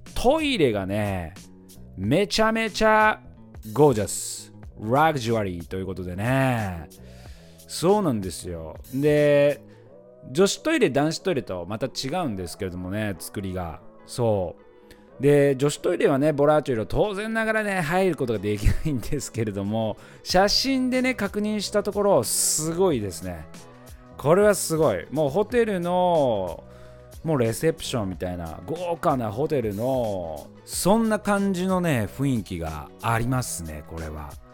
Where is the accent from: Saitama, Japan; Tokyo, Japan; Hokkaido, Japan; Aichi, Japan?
Aichi, Japan; Mikawa; 地元三河